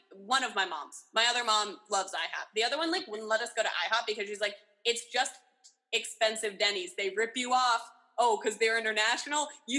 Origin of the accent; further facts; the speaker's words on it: Oakland, California, United States; I was like, Oakland.